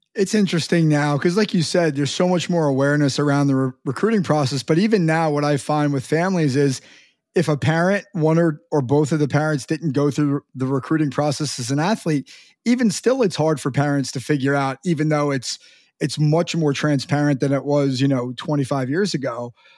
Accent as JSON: {"language": "English", "area": "Long Island", "region": "New York", "country": "United States", "tie": "born or raised there", "moved": "yes", "lives_now": "New Jersey, United States", "said": "where I grew up in Long Island"}